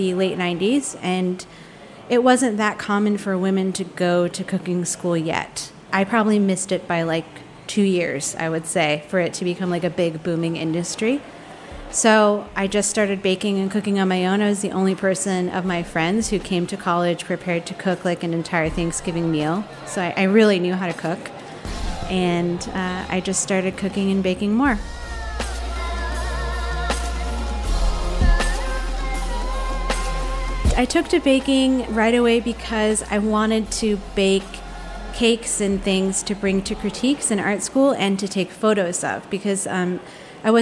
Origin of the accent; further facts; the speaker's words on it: San Diego and San Francisco, California, United States; now in Los Angeles, United States; I grew up in San Diego and San Francisco, half and half.